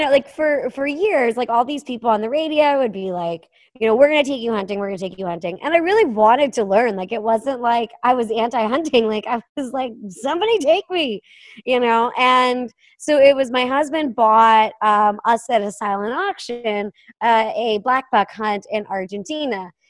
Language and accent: English; Pennsylvania, United States; I was from Western Pennsylvania, so like in theory, I should have been around it.